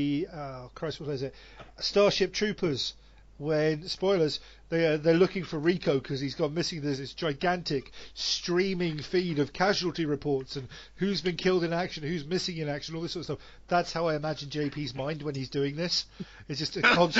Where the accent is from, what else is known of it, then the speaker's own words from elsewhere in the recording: England, United Kingdom; moved away as an adult; also born or lived in Wales; now in Sweden; I'm not a Welshman. I'm an Englishman.